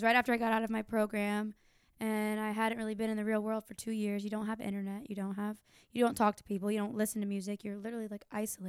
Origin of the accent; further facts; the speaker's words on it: Tampa, Florida, United States; Tampa native, yeah.